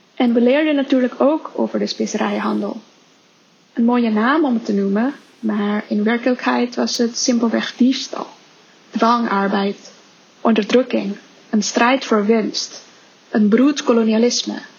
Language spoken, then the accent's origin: Dutch; Indonesia; moved away; Ik ben opgegroeid in Indonesië